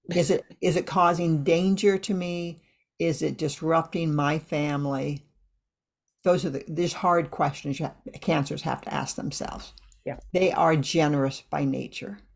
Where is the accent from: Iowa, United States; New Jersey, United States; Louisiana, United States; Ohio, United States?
Iowa, United States; I grew up in Iowa